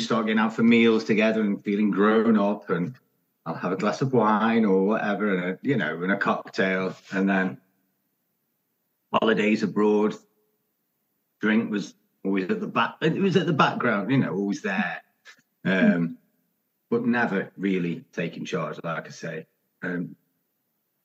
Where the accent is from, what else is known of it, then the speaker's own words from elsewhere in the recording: Stoke-on-Trent, West Midlands, United Kingdom; I'm from Stoke